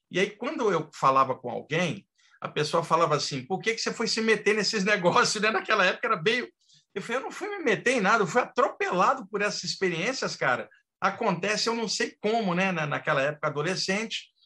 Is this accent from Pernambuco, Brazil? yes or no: no; Rio de Janeiro, Brazil; moved away as an adult; now in São Paulo, Brazil; Eu sou do Rio de Janeiro, eu nasci em 1961, eu moro desde o final da década de 80 aqui em São Paulo, e lá no Rio de Janeiro, onde eu cresci